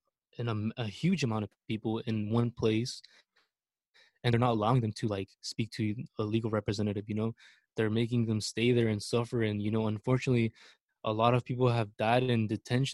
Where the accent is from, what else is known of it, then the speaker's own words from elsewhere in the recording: Mexico; now in United States; as much as I love my country, as much as I love Mexico and I'm prideful of it